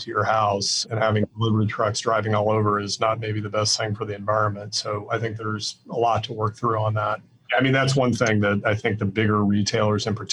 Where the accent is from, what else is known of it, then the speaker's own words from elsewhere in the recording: Iowa, United States; moved away as an adult; also born or lived in Denver / Washington, D.C.; I grew up in a very small town in the Midwest